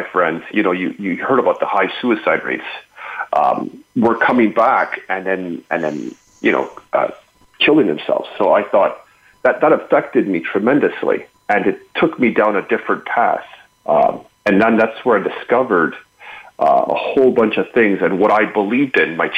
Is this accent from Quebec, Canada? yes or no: yes; Montreal, Quebec, Canada; I'm from Montreal